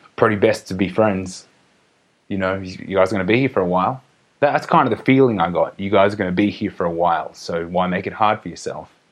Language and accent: English; Australia; now in Mexico; I'm just an Australian